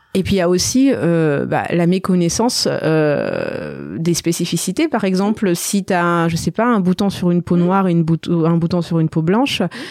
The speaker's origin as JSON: {"language": "French", "country": "Madagascar", "tie": "born or raised there", "moved": "yes", "lives_now": "France", "said": "je suis née à Madagascar"}